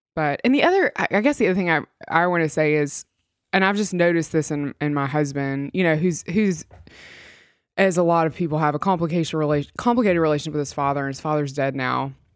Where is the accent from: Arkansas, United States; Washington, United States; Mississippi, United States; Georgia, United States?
Mississippi, United States; I am from Mississippi and come from country folk